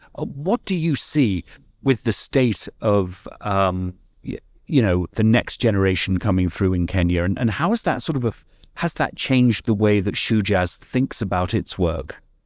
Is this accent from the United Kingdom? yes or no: yes; United Kingdom; now in California, United States; I'm originally British